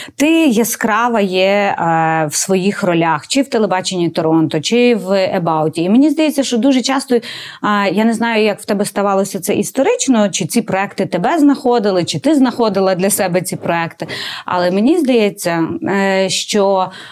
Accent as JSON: {"language": "Ukrainian", "region": "Galicia", "country": "Ukraine", "said": "я з Галичини"}